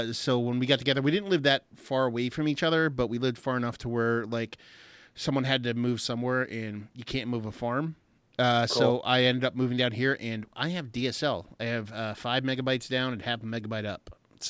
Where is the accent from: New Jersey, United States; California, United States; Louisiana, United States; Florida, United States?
New Jersey, United States; I was born in New Jersey.